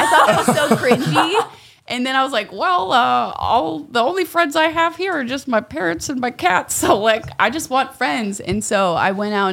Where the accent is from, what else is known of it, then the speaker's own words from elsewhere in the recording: Oregon, United States; I was born in Oregon